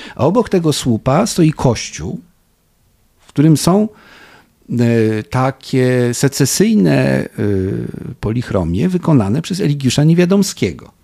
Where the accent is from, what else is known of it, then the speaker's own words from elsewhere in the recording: Poland; my to z Polski znamy.